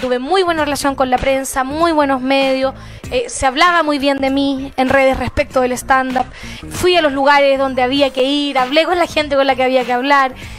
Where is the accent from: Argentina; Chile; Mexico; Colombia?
Chile; Temuco, Araucanía; moved away; estaba en cuarto medio, en Temuco, yo soy de Temuco, provinciana de corazón